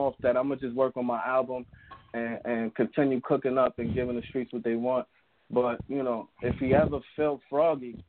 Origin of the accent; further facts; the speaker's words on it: New York City, New York, United States; I'm from Harlem